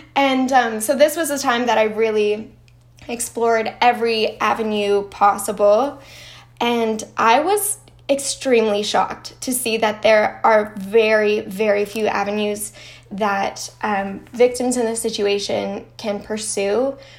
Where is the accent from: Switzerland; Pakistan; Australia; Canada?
Canada; I'm Canadian